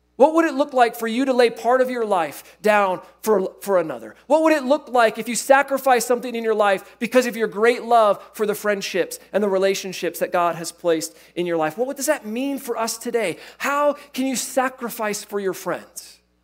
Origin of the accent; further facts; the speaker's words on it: Iowa, United States; I grew up in Iowa